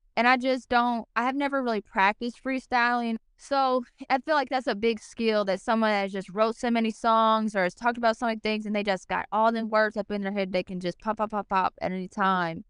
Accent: Cincinnati, Ohio, United States; I grew up in Cincinnati, Ohio, born and raised.

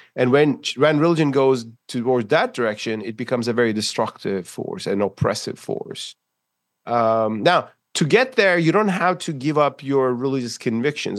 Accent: Istanbul, Turkey; in Istanbul, my hometown

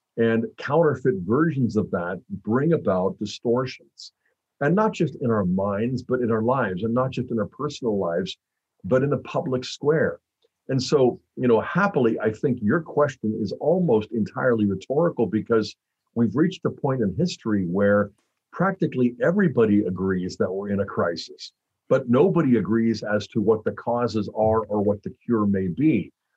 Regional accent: Pittsburgh, Pennsylvania, United States; I grew up in Pittsburgh

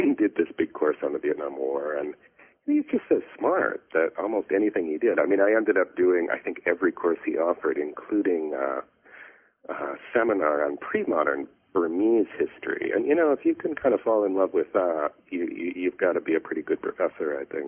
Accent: Flint, Michigan, United States; also born or lived in Southeast Asia; now in Chicago, United States; in Flint, Michigan. You know, went to school there, grew up there

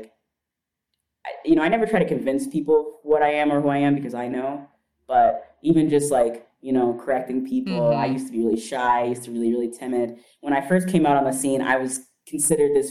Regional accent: Kenya; moved away; also born or lived in Chicago; my blackness and my, you know, me being Kenyan

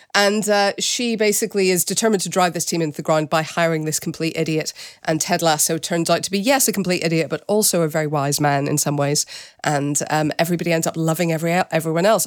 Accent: Northern Ireland, United Kingdom; my hometown in Northern Ireland

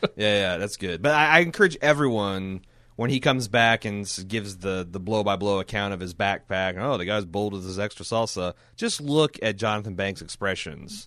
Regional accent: Indiana, United States; I grew up in Indiana

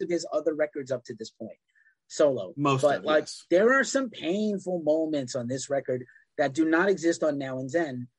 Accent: New York City, New York, United States; moved away; Used to live in the Bronx when I was from the Bronx.

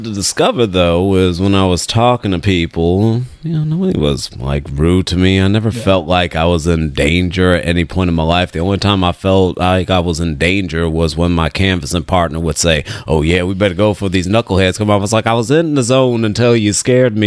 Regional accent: Richmond, California, United States; I'm from here

